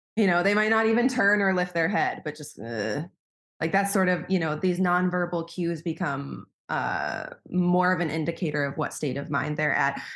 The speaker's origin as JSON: {"language": "English", "region": "Wisconsin", "country": "United States", "moved": "as an adult", "lives_now": "Berlin, Germany", "said": "I'm originally from the States. I'm from Wisconsin, um, and I moved to Berlin in twenty fifteen"}